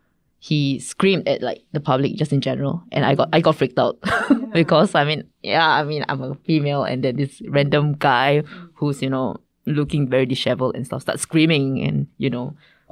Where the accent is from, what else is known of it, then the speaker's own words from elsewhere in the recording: Singapore; moved away as an adult; now in South Korea; I grew up in Singapore